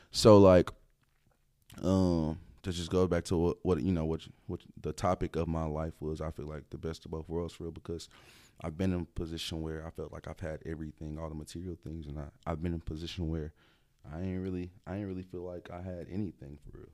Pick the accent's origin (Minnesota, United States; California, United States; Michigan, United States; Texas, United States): Texas, United States; Dallas; also born or lived in DeSoto / Duncanville / Oak Cliff / Grand Prairie; I'm from the Dallas area